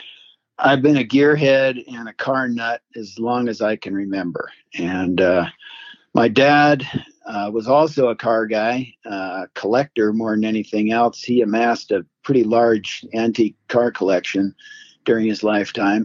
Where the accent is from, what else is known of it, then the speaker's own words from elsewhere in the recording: Minden, Nevada, United States; also born or lived in Reno, Nevada; I was born in Reno, Nevada, but my family, I grew up on a cattle ranch in the Carson Valley, which is about 50 miles south of Reno, little towns of Minden and Gardnerville